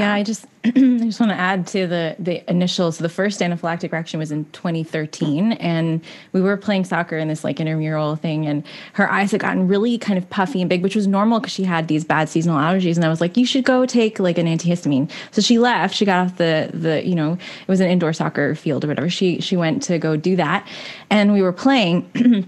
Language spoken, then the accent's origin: English; Canada; we're definitely a Canadian podcast